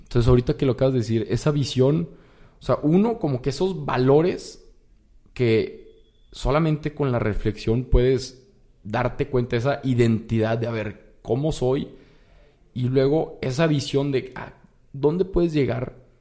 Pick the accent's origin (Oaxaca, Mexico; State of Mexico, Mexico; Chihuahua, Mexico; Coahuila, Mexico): Coahuila, Mexico; Torreón; moved away as an adult; now in Monterrey, Mexico; yo soy de Torreón y me vine acá a Monterrey